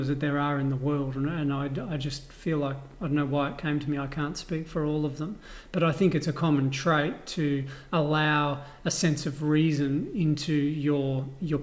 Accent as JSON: {"language": "English", "country": "Australia", "said": "I'm Australian"}